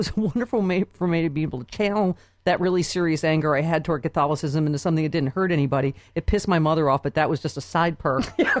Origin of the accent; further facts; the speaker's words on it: Lockport, New York, United States; moved away; when I went back to Lockport, New York, my hometown